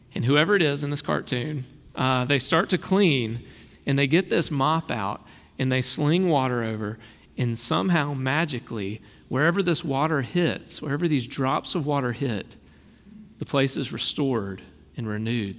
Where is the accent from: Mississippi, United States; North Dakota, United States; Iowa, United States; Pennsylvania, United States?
Mississippi, United States; Brookhaven; I've got a little redneck in me. I grew up in Brookhaven